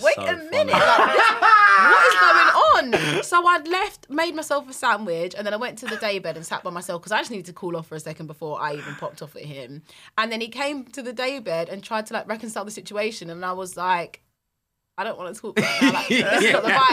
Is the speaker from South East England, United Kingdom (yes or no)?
no; London, United Kingdom; accent: London; my London accent